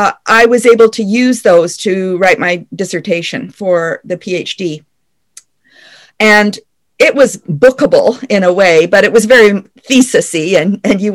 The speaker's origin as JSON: {"language": "English", "country": "Canada", "also_born_or_lived": "Paris, France", "said": "as a Canadian physician"}